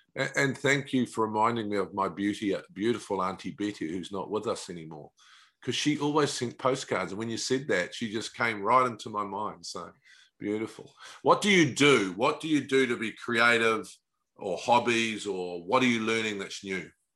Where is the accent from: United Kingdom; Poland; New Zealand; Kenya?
New Zealand; being a Kiwi